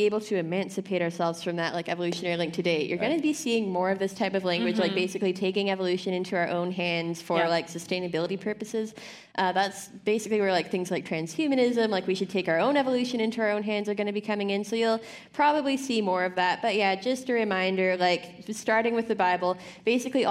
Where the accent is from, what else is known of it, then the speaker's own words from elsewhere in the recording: Canada; I am a Canadian